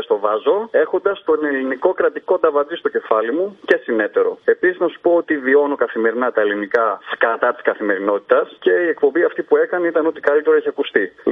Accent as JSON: {"language": "Greek", "region": "northern Greece", "country": "Greece", "tie": "born or raised there"}